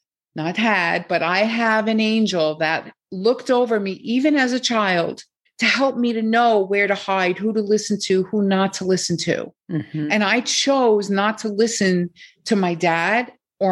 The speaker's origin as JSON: {"language": "English", "country": "United States", "also_born_or_lived": "Japan", "moved": "as an adult", "said": "I'm American"}